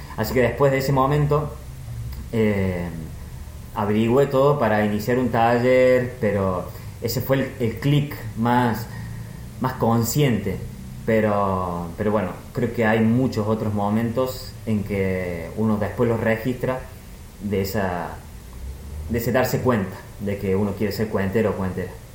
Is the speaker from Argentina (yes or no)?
yes; Argentina; como buen argentino